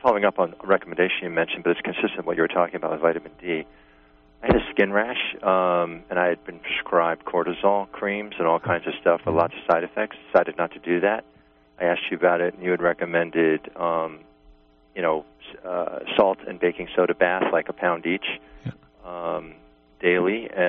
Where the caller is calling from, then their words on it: New York, United States; I'm from New York.